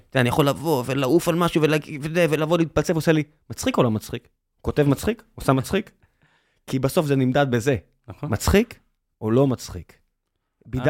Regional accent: Tel Aviv, Tel Aviv District, Israel; ואני הולך דרך העיר שגדלתי בה, גרתי בבית, ונולדתי במצדה. ו, ואני, זהו, אני תל אביבי

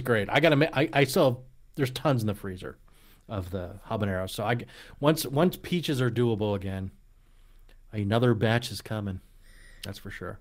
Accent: Allentown, Pennsylvania, United States; I was actually born in Allentown area

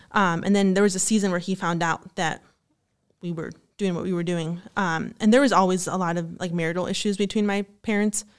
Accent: Glendale Heights, Illinois, United States; I'm from Glendale Heights, Illinois. So it's, like, thirty minutes from here

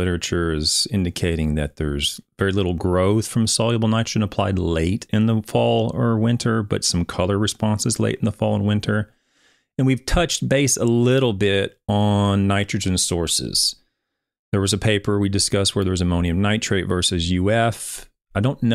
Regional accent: Shawnee, Oklahoma, United States; I'm from Oklahoma. So my hometown is Shawnee.

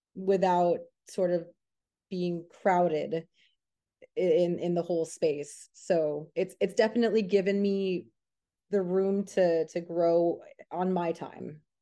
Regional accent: New York City, New York, United States; moved away as an adult; now in Los Angeles, United States; I grew up in Queens, New York.

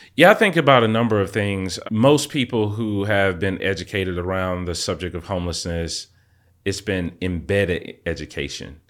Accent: Atlanta, Georgia, United States; I literally grew up on the streets of Atlanta, Southwest Atlanta

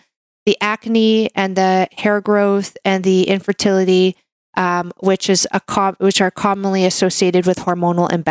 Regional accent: Canada; I'm a Canadian medical doctor

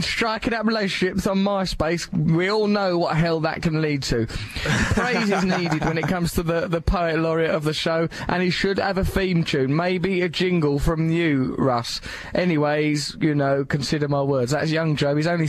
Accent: England, United Kingdom; I'm English

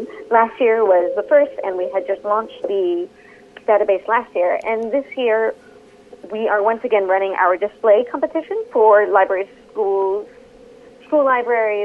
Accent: New York, United States; now in New Zealand; I live in Aotearoa, but I'm originally from New York

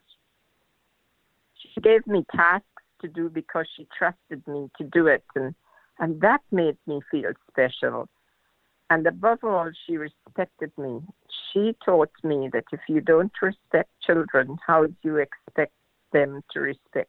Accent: Guyana; also born or lived in New Zealand; now in Auckland, New Zealand; I was born in Guyana in South America, and I now live in New Zealand

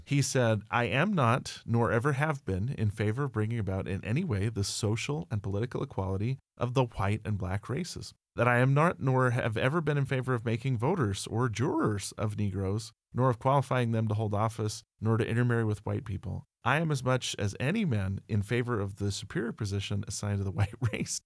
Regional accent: United States; I am an American. I love my country

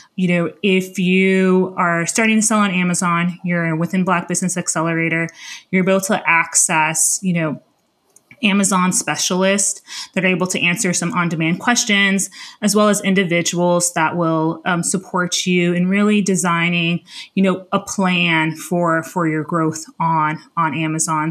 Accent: Miami, Florida, United States; moved away as an adult; also born or lived in Palo Alto, California; now in Washington, D.C., United States; I was born and raised in, uh, Miami, Florida

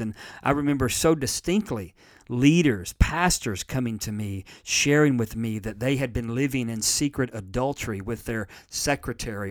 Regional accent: United States; I'm in America and I'm an American

